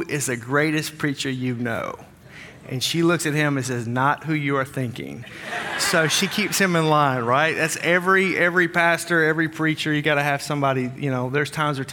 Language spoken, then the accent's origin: English; Wisconsin, United States; We're from Wisconsin